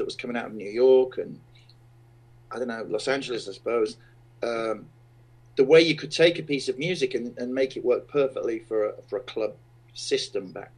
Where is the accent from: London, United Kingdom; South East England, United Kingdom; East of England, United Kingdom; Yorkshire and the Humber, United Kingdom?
Yorkshire and the Humber, United Kingdom; Sheffield; Sheffield, my hometown